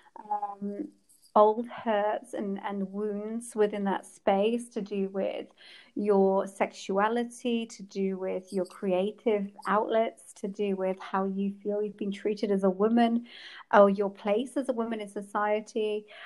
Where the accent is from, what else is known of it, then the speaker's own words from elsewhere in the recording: England, United Kingdom; I come from England